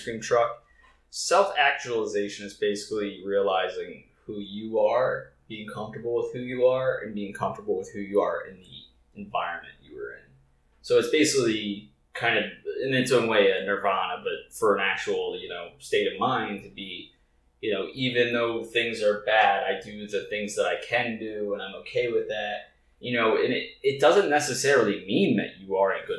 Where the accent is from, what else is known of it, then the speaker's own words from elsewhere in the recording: Delaware, United States; moved away; I was from Delaware